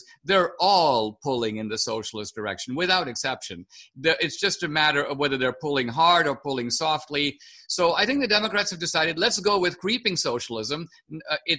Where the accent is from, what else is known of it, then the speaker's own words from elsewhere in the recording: India; moved away; I grew up in India